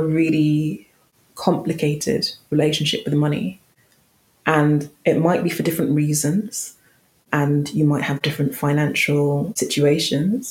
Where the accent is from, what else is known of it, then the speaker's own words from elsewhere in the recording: London, United Kingdom; accent: London, quite posh; My accent isn't particularly noteworthy. It's just a bog standard, quite, you know, London, quite posh accent.